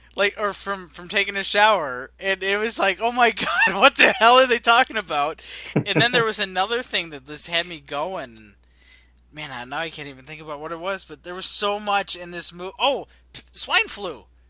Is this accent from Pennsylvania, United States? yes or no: no; Illinois, United States; I'm from Illinois.